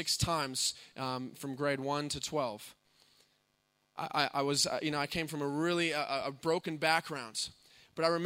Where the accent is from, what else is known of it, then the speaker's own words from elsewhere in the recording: United States; moved away; my brother and I come from the States